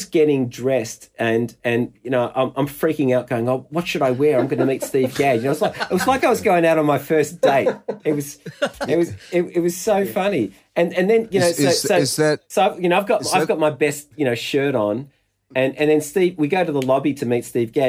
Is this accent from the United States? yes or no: no; Melbourne, Victoria, Australia; You know, I'm a drummer from Melbourne, and I'm a massive fan.